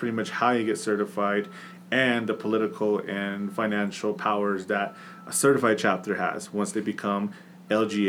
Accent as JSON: {"language": "English", "town": "San Bernardino", "region": "California", "country": "United States", "tie": "born or raised there", "also_born_or_lived": "Rialto, California", "first_language": "English", "moved": "as an adult", "lives_now": "Navajo Nation, United States", "said": "I grew up in Southern California in San Bernardino for 20 years"}